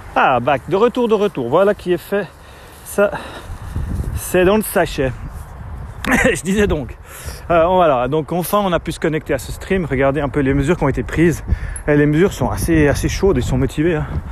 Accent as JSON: {"language": "French", "country": "Switzerland", "said": "chez nous en Suisse"}